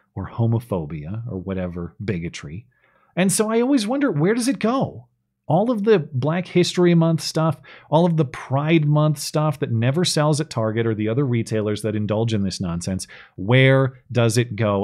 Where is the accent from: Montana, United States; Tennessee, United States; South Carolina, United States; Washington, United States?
Montana, United States; Bozeman; right here in my hometown of Bozeman, Montana